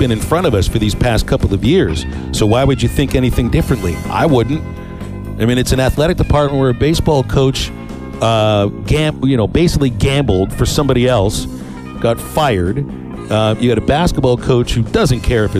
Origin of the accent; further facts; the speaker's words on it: Pittsburgh, Pennsylvania, United States; growing up in Pittsburgh